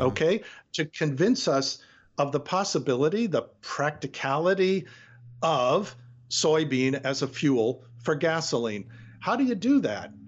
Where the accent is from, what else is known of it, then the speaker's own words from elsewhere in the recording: Detroit, Michigan, United States; I grew up in Detroit